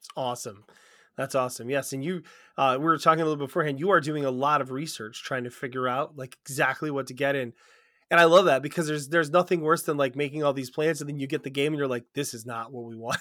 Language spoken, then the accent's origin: English; United States; we're from America